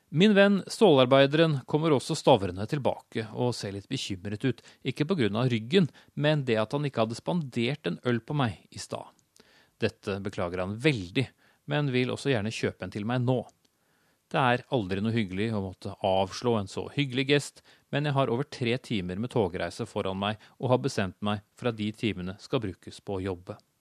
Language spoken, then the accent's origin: Norwegian; Norway; also born or lived in Oslo; jeg har avslørt mitt hjemland